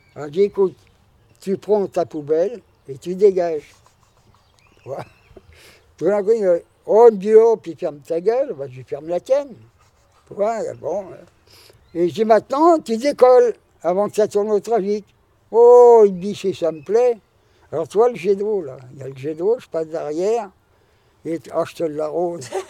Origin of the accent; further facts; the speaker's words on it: France; on est Français